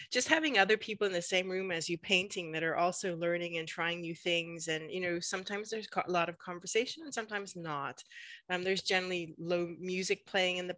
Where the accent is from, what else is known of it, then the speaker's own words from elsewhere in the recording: Western Canada, Canada; also born or lived in United Kingdom; from the West, from the mountains, but actually I was born in the UK, so I've kind of been a bit of a migrant throughout my for the, throughout my life.